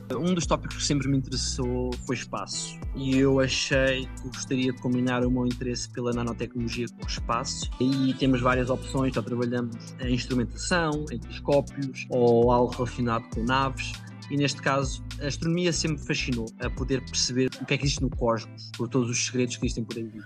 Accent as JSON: {"language": "Portuguese", "area": "village near Ancião, Leiria district", "region": "Centro", "country": "Portugal", "also_born_or_lived": "Lisbon / Groningen, Netherlands", "moved": "as an adult", "said": "Eu, em Portugal, sou da Sajedela, uma uhum. pequena aldeia perto da vila de Ancião, distrito de Leiria"}